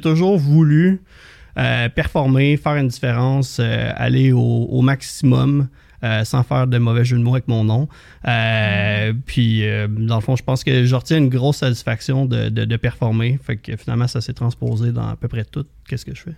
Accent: Saint-Hippolyte, Quebec, Canada; je viens de Saint-Hippolyte, au lac Candelé. j'ai grandi, j'ai eu la chance de grandir sur le bord de l'eau

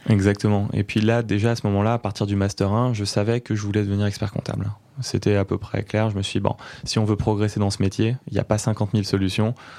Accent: Neuilly-sur-Seine, Île-de-France, France; moved away as an adult; also born or lived in Chartres; now in Pau, France; j'ai grandi en banlieue parisienne à Neuilly-sur-Seine et j'ai passé les premières années de ma vie là-bas, enfin les premières les 25 premières années de ma vie là-bas

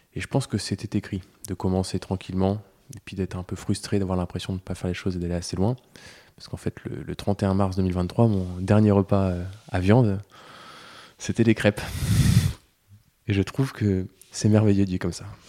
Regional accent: Breton, Brittany, France; en tant que breton

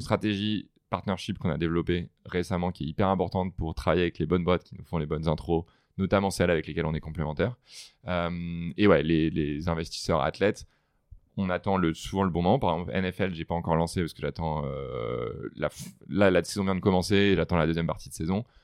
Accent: France; moved away as an adult; now in United States; en tant que en tant que Français

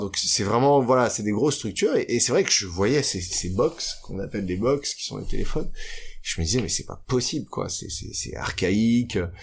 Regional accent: Paris, Île-de-France, France; j'ai grandi à Paris. Je suis né à Paris, mhm. dans les beaux quartiers, dans le 16e arrondissement jusqu'à mes 12 ans

